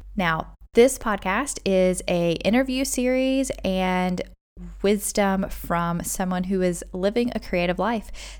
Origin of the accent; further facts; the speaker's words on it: United States; moved away as an adult; also born or lived in South Korea / United Arab Emirates; now in Dubai, United Arab Emirates; we are originally from America